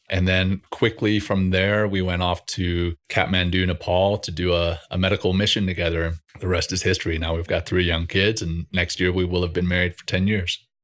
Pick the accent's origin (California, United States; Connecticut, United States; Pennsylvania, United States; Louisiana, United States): Louisiana, United States; Ruston; also born or lived in Cape Town, South Africa; I went through the schooling system in Ruston, Louisiana